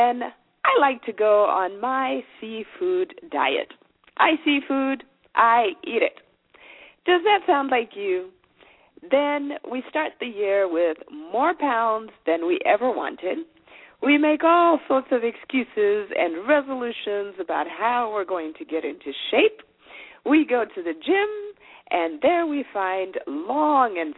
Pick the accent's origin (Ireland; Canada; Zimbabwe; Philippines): Zimbabwe; first language Shona; English is a second language; moved away as an adult; now in United States; I'm originally from Zimbabwe. I was born there